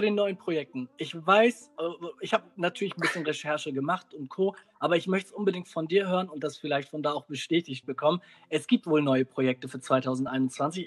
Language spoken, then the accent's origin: German; Germany; wenn wir in einer, ja, in, in Deutschland aufwachsen, dann wachsen jetzt zwischen zwei Gesellschaften auf